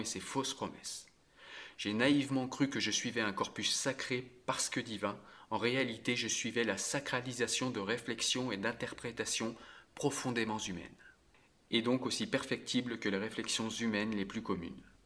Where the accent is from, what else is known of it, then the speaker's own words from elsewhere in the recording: France; Je suis français depuis toujours et je suis fier depuis toujours de l'être.